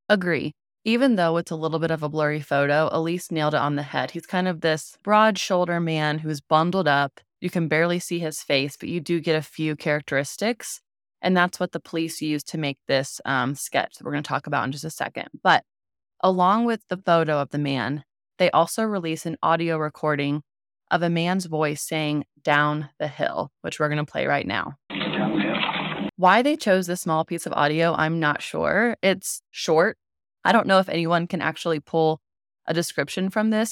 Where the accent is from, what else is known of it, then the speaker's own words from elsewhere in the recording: Southern Indiana, United States; I grew up in Southern Indiana